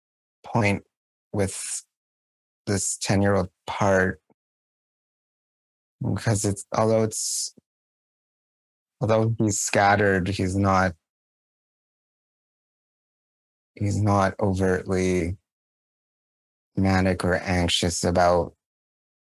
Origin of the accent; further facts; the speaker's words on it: Canada; as a Canadian